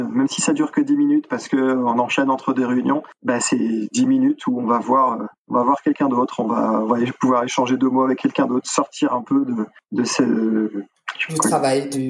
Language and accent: French; France; now in Germany; je suis un Français en Allemagne, je me sens bien, on est bien, on a une bonne vie en Allemagne.